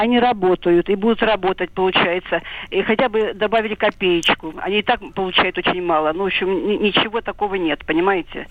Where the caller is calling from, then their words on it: Belgorod, Belgorod Oblast, Russia; я звоню из Белгорода